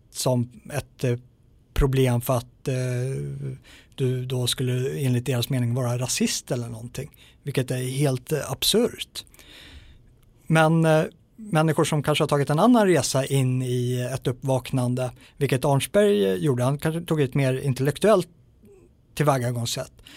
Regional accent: Sweden; som svensk

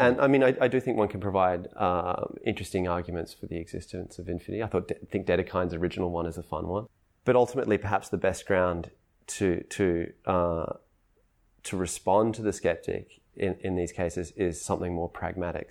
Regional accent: Australia; I'm Australian

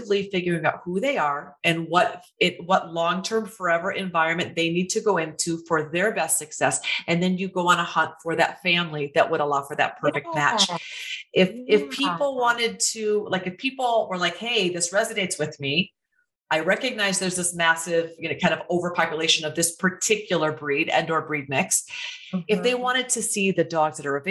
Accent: Waterloo, Iowa, United States; moved away; I just went home. I'm from Iowa. I went home 10 days ago to my little hometown

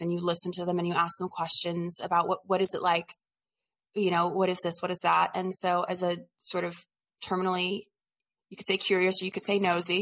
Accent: New Orleans, Louisiana, United States; also born or lived in Oregon; I'm from New Orleans originally.

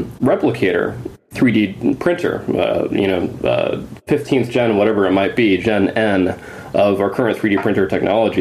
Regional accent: Grand Teton National Park, Wyoming, United States; I grew up in Grand Teton National Park when my dad was working

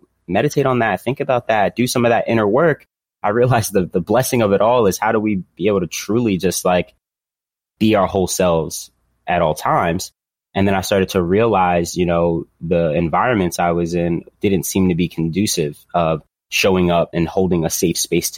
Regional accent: Philadelphia, Pennsylvania, United States; I grew up in Philadelphia here in the inner city

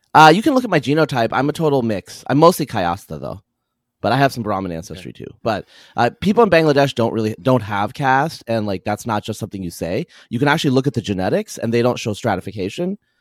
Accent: Eastern Oregon, United States; I'm from Eastern Oregon

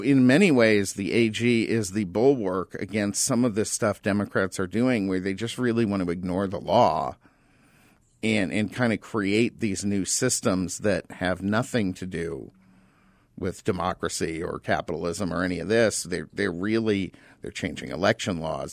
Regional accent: Tucson, Arizona, United States; now in Phoenix, United States; I'm from Tucson, and, and, you know, I get, granted, I grew up there

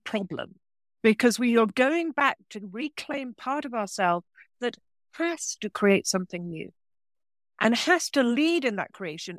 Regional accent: England, United Kingdom; moved away; also born or lived in France; I actually was born in England, but I, I spent twenty-five years in France, in rural France

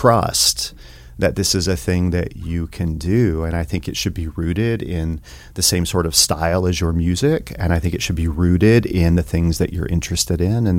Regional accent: Telford, Tennessee, United States; now in Montana, United States; I grew up in the mountains of East Tennessee.

